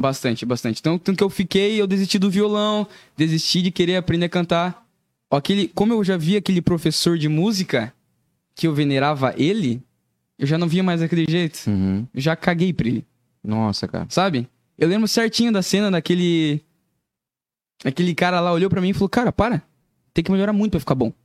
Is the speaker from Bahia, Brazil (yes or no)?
no; Curitiba, Paraná, Brazil; also born or lived in Joinville; eu nasci em Joinville e fui morar em Curitiba